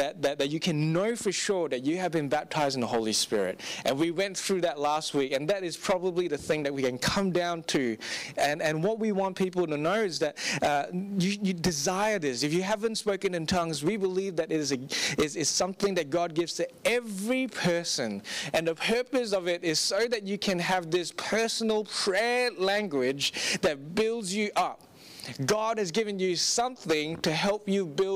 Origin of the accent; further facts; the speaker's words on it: Singapore; I grew up in Singapore, and for 15 years of my life